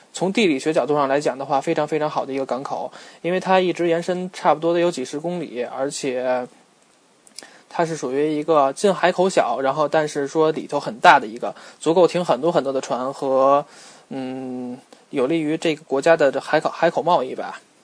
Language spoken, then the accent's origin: Chinese; China; now in Australia; 因为我们中国人嘛，真的是能吃苦肯干